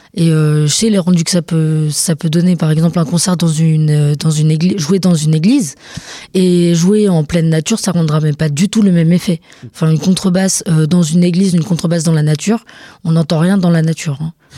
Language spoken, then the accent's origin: French; Montargis, Centre-Val de Loire, France; je viens pas d'Orléans précisément, je viens de Montargis